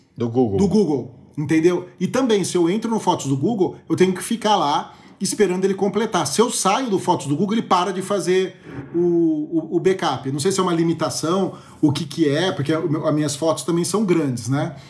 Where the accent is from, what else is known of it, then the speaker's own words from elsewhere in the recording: Brazil; como bom brasileiro